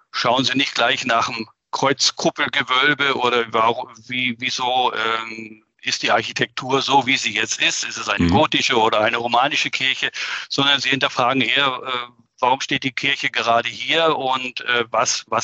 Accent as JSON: {"language": "German", "region": "Schleswig-Holstein", "country": "Germany", "tie": "born or raised there", "said": "eine Woche in meiner alten Heimat in Norddeutschland, ganz nahe"}